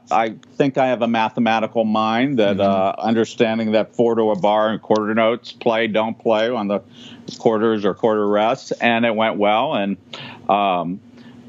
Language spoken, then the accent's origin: English; Sharon, Pennsylvania, United States; moved away as an adult; also born or lived in Rochester, New York; now in Los Angeles, United States; I'm from Sharon, Pennsylvania